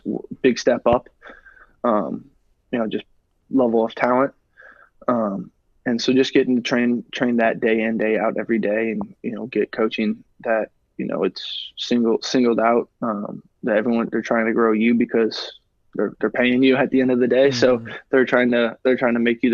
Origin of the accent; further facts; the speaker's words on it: St. Louis, Missouri, United States; it's my hometown club, obviously. They're not even here yet, and I kind of have like a soft spot in my heart just because I'm a St. Louis guy